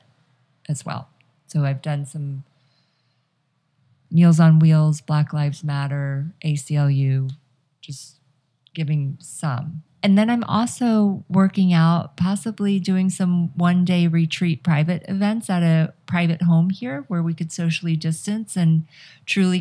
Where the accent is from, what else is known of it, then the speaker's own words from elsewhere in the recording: Atlanta, Georgia, United States; now in Los Angeles, United States; I'm from Atlanta